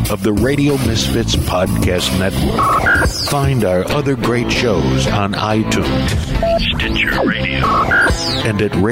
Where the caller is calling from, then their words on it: Chicago, Illinois, United States; Oh, hi. Yeah. Wow. Hi, wow. I'm uh, I'm I'm calling from Chicago.